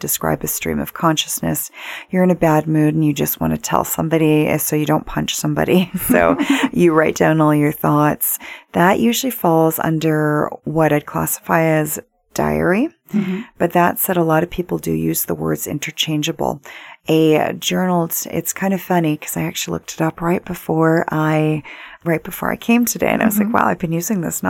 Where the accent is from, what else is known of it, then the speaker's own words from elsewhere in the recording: Vancouver, British Columbia, Canada; Growing up in Vancouver, my dad used to be senior assistant managing editor of Vancouver Sun